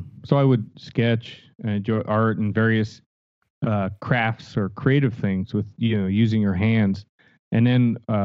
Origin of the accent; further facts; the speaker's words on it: Stamford, Connecticut, United States; moved away as an adult; also born or lived in Los Angeles; I was born and raised in Connecticut, Stamford, Connecticut, so East Coast